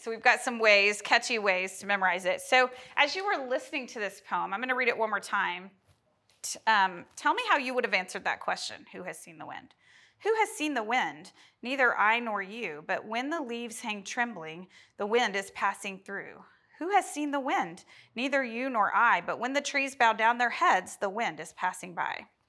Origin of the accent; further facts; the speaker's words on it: Oklahoma, United States; We're from Oklahoma